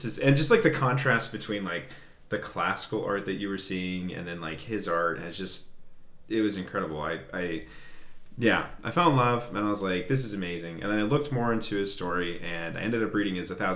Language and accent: English; Anchorage, Alaska, United States; now in Fairbanks, United States; I'm from Anchorage originally. I've lived in Alaska most of my life